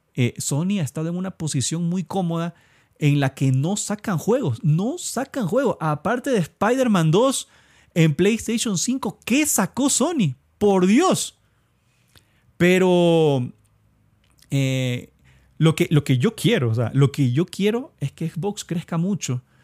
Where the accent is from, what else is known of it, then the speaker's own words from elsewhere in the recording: Ecuador; soy de Ecuador